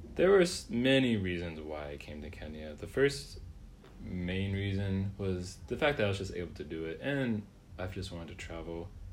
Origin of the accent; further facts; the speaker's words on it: Reynoldsburg, Ohio, United States; also born or lived in Columbus, Ohio; I was born in Columbus, and I grew up in Reynoldsburg, which is just a nearby suburb of Columbus